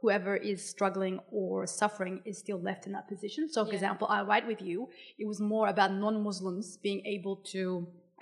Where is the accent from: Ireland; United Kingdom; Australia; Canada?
Australia; As a non-Indigenous Australian